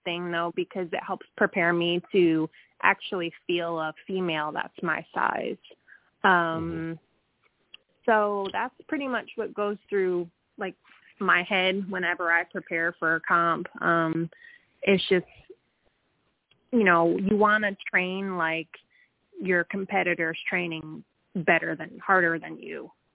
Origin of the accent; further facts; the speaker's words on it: Connecticut, United States; moved away as an adult; now in Georgia, United States; I am actually originally from Connecticut. I don't know if I still have. I don't know if I still have my accent or not, but um, I've been down here in Georgia, down south, since I was 23.